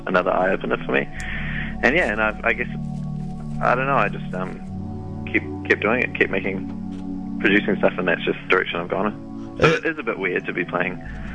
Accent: Auckland, New Zealand; I'm from Auckland

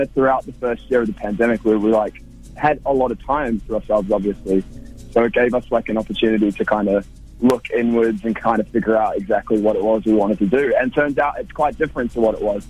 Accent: Wellington, New Zealand; moved away as an adult; also born or lived in Warkworth, New Zealand; now in Melbourne, Australia; I'm originally from Warkworth, which is like an hour north of Auckland, but then I moved to Wellington when I was ten years old

